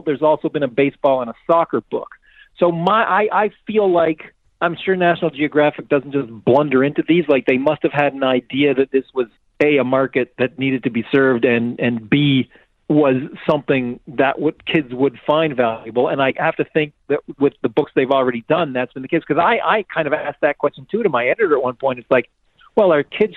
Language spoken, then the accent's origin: English; Canada; I'm Canadian